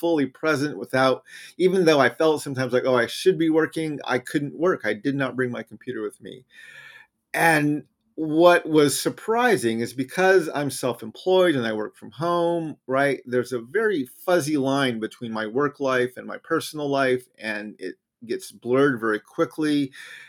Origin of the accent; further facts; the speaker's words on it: New Mexico, United States; I grew up in New Mexico, right near the Rocky Mountains in the Southwest, where we actually have mountains there.